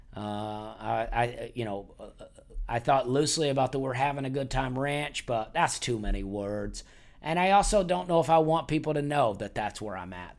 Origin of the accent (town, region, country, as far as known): Alabama, United States; born or raised there; moved away as an adult; also born or lived in Charleston, South Carolina; now in Nashville, United States